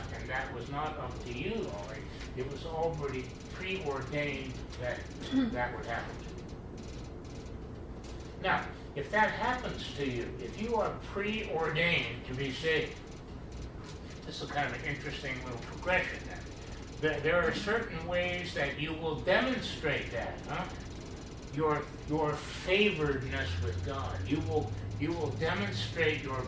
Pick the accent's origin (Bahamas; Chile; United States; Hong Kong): United States; Pittsburgh, Pennsylvania; also born or lived in Wisconsin; I'm from Pittsburgh